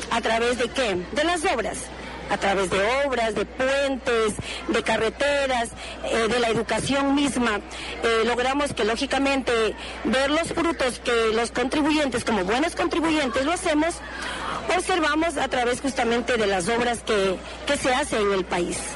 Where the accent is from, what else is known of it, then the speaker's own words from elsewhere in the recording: Santo Domingo, Santo Domingo de los Tsáchilas, Ecuador; soy de Santo Domingo.